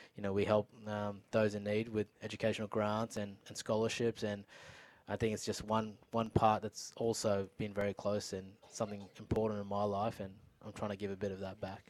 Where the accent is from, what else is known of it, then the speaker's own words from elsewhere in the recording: Sydney, New South Wales, Australia; first language Urdu; English is a second language; I came to Australia, I didn't speak English, I spoke Urdu